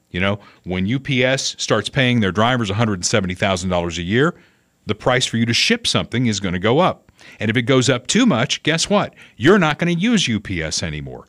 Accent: Evansville, Indiana, United States; moved away; my hometown of Evansville

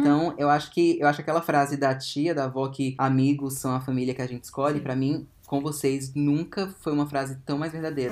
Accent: Ceilândia, Federal District, Brazil; Ceilândia, gente, eu vim de uma cidade satélite de Brasília

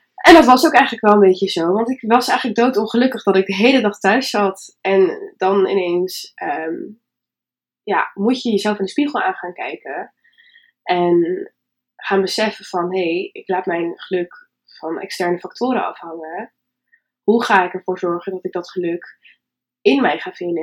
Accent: Winsum, Groningen, Netherlands; Ik kom uit Winsum. Dat is ook ergens hoog in Nederland, boven Groningen

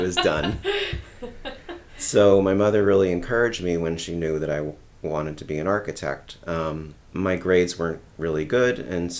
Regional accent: New Jersey, United States; I grew up in New Jersey.

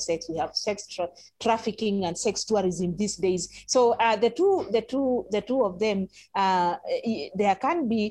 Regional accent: Ngong, Kenya; I grew up in Gong, so I speak Kikuyu

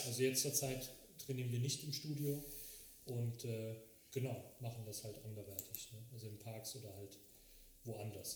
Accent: Frechen, North Rhine-Westphalia, Germany; weil ich in, ähm, in Frechen geboren worden bin

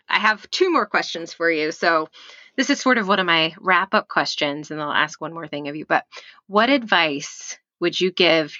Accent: Texas, United States; This is how you know I grew up in Texas.

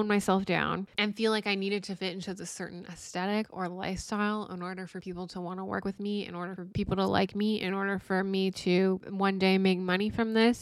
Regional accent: Chilliwack, British Columbia, Canada; growing up in Chilliwack

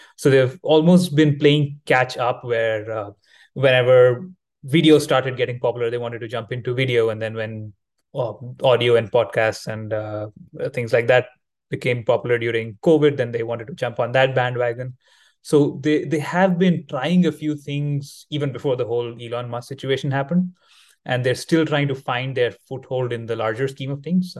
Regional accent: India; now in Thailand; I am located in Thailand, currently traveling in, in, my home country in India

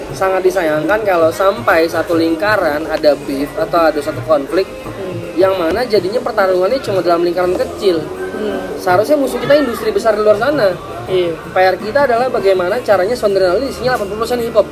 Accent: Jakarta, Indonesia; Saya asli kalau orang tua sih dari Sumatera Tapi lahir dan tumbuh besar di Jakarta

